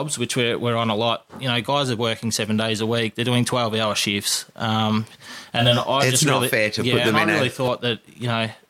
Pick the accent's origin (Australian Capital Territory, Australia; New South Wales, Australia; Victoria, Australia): Victoria, Australia; Kingsville; I grew up in Kingsville